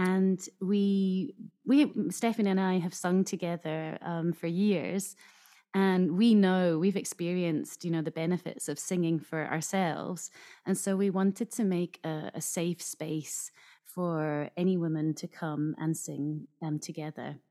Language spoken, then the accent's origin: English; Scotland, United Kingdom; now in Japan; I grew up in Scotland